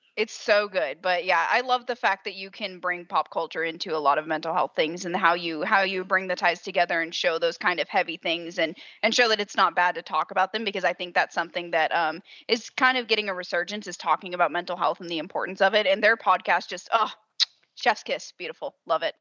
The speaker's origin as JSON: {"language": "English", "region": "Southern", "country": "United States", "accent": "Southern"}